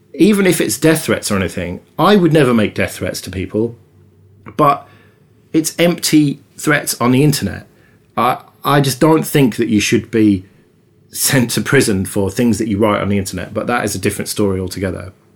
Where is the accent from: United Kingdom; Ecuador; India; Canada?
United Kingdom; us Brits